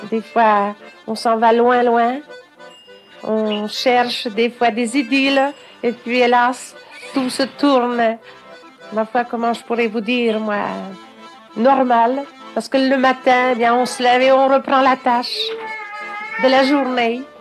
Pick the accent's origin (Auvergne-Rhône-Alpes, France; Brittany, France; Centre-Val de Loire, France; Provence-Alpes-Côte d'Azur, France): Brittany, France; je viens des Côtes du Nord, je suis né dans les Morbihan.